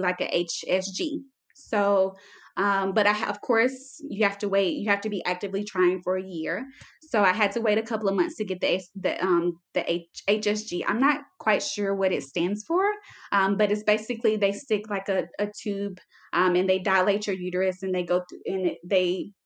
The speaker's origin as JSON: {"language": "English", "region": "South Carolina", "country": "United States", "moved": "as an adult", "lives_now": "El Paso, United States", "said": "I am from South Carolina. I currently live in Texas, El Paso, Texas"}